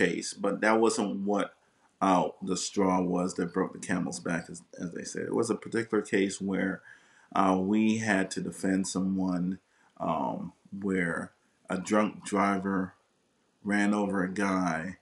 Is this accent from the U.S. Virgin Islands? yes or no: yes; St. Croix, U.S. Virgin Islands; now in Florida, United States; I'm originally from the Virgin Islands, from St. Croix. And so, you know, we grew up with a lot less there.